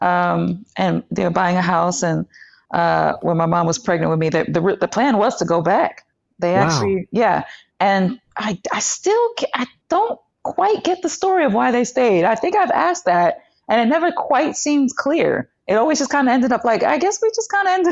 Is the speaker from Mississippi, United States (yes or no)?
no; New York City, New York, United States; also born or lived in Long Island; I was born in East New York, Brooklyn. Well, I'm from East New York, Brooklyn. Born in Coney Island, actually.